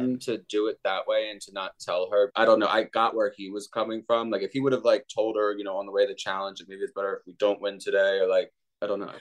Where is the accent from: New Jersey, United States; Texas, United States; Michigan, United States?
New Jersey, United States; I'm from New Jersey